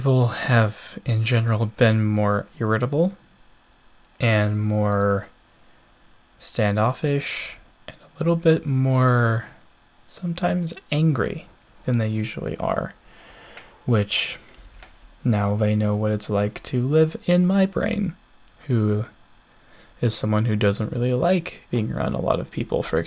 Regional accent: United States; I am from the United States

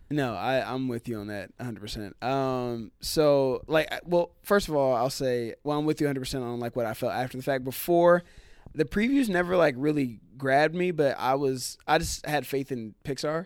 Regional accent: Cincinnati, Ohio, United States; moved away; I grew up in Cincinnati

